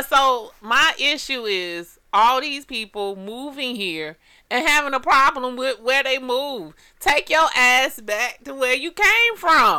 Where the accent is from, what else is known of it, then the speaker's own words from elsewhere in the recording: Atlanta, Georgia, United States; I'm from Atlanta